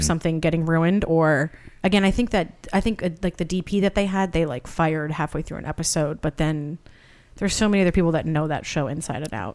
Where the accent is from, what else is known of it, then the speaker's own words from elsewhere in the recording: Santa Barbara, California, United States; moved away as an adult; also born or lived in Boston; now in Los Angeles, United States; I'm originally from Santa Barbara, but went to school out there